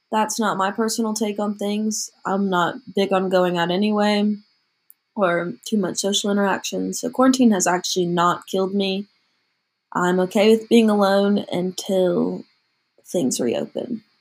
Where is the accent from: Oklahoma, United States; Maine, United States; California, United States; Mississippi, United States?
Mississippi, United States; moved away as an adult; now in North Carolina, United States; I personally chose to stay in North Carolina where I attend college, opposed to going back to my hometown of Mississippi for mostly personal reasons.